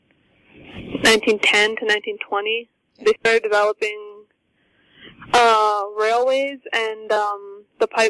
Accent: Shoal Lake 39, Ontario, Canada; I'm from Shoal Lake 39

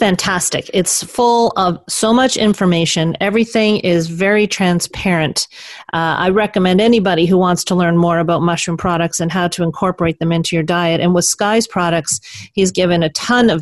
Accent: Canada; us Canadians here

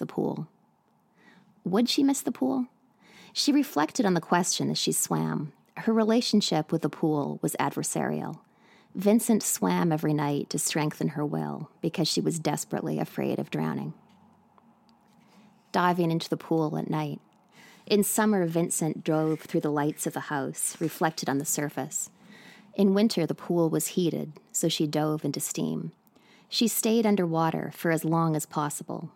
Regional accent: British Columbia, Canada; now in New York City, United States; I'm speaking to you today from New York City, but I'm originally from Canada, from British Columbia.

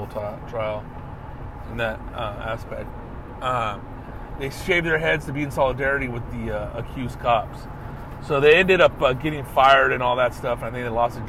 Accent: Riverside, California, United States; I'm from Riverside

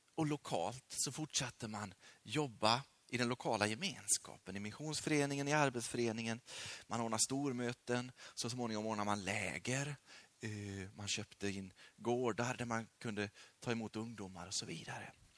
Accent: Sweden; also born or lived in Peru; Sveriges folk, mitt land

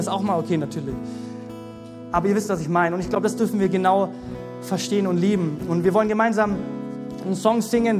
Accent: Germany; wie als Deutsche, wie als solche Christen

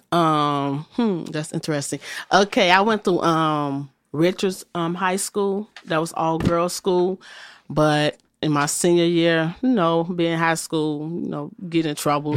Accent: Chicago, Illinois, United States; I was born in the city of Chicago, and I was born, like, in the Inglewood area.

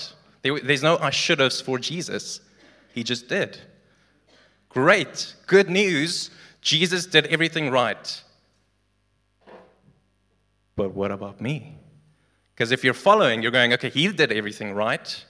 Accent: South Africa; Legally, I'm a South African citizen.

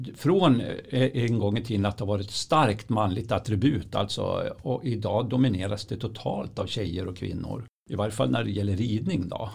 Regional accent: Östersund, Jämtland, Sweden; jag är ju uppvuxen vid Östersundstravet

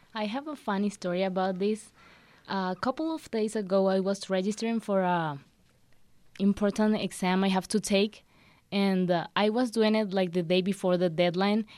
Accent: Venezuela; now in New Mexico, United States; I am from Venezuela

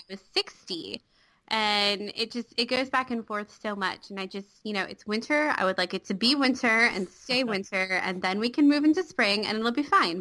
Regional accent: Johns Creek, Georgia, United States; also born or lived in Atlanta / Lawrenceville; I was born in Atlanta. We lived in Lawrenceville when I was really little, and then we moved to the Johns Creek area when I was five, and we've been there ever since

